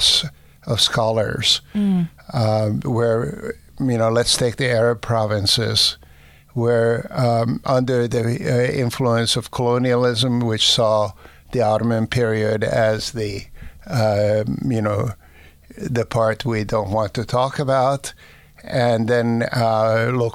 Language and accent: English; Budapest, Hungary; moved away; in my hometown of Budapest